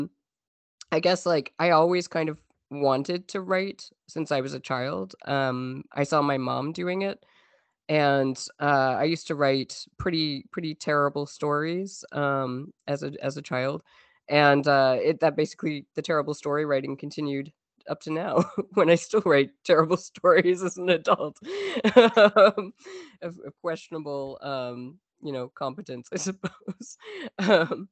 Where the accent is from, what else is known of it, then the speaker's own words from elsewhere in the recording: Newfoundland and Labrador, Canada; now in Montreal, Canada; I am a Canadian writer who grew up in Newfoundland, Canada